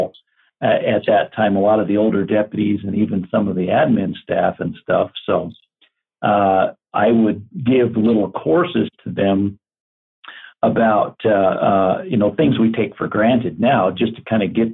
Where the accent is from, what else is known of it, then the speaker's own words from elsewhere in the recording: Glendale, Arizona, United States; also born or lived in Payson, Arizona; Growing up in Glendale, I was right across the street from the Glendale Municipal Airport